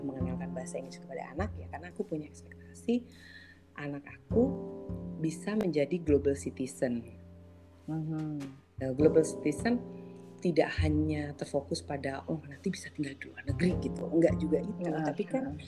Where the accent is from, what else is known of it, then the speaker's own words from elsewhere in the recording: Indonesia; also born or lived in Jakarta; aku orang Indonesia